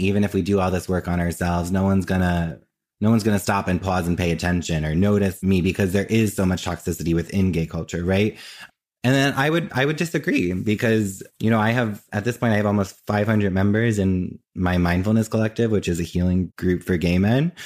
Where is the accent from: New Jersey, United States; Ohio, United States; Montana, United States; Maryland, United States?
New Jersey, United States; moved away as an adult; now in New York, United States; I grew up in Jersey and I currently live in New York, and I've always lived in New York or New Jersey